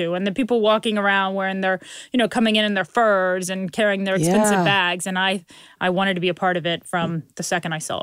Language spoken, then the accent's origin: English; Fort Thomas, Kentucky, United States; I grew up in Fort Thomas